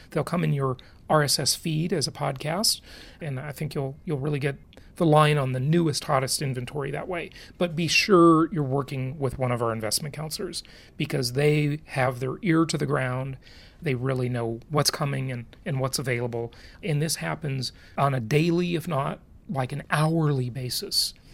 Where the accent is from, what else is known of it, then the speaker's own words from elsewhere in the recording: Los Angeles, California, United States; also born or lived in Orange County, California; growing up in Los Angeles